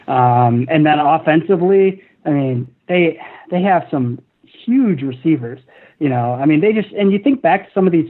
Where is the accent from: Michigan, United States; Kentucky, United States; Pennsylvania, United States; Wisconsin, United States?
Michigan, United States; I grew up in Michigan.